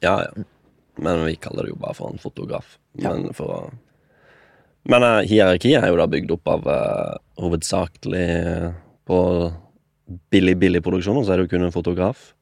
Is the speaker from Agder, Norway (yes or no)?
yes; Kristiansand, Agder, Norway; moved away as an adult; now in Oslo, Norway; Jeg er 24. Jeg kommer fra Kristiansand